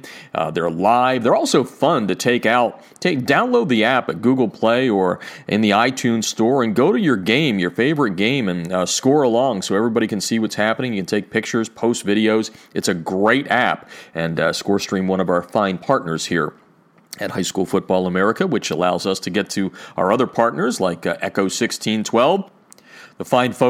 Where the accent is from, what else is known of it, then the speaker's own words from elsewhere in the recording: Easton, Pennsylvania, United States; moved away; my hometown of Easton, Pennsylvania